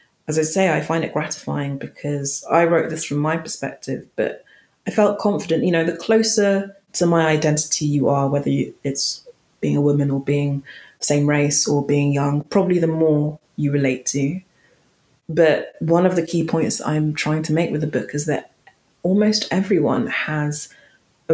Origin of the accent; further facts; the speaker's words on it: London, United Kingdom; accent: London, quite posh; My accent isn't particularly noteworthy. It's just a bog standard, quite, you know, London, quite posh accent.